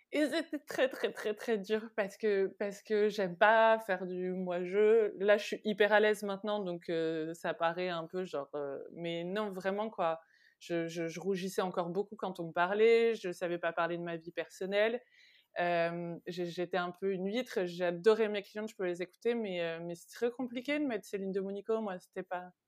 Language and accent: French; Vernon, Normandy, France; moved away as an adult; also born or lived in Rouen, France; now in Paris, France; je viens de Vernon, qui est entre Paris et Rouen